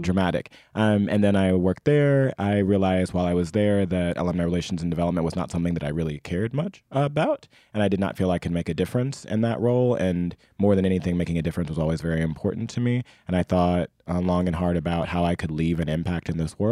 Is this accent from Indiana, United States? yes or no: yes; Indianapolis, Indiana, United States; I grew up in Indianapolis, Indiana